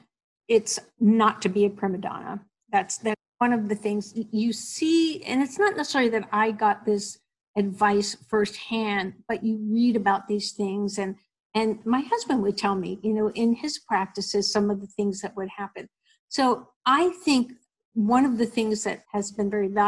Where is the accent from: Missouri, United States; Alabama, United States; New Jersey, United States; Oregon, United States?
New Jersey, United States; I grew up in New Jersey, went to a Catholic grammar school